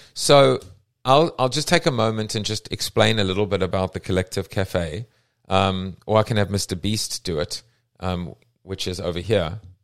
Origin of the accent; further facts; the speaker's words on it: South Africa; I'm from South Africa